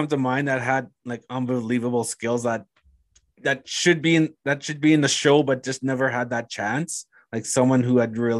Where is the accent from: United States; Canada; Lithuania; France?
Canada; Thunder Bay, Ontario; I'm from Thunder Bay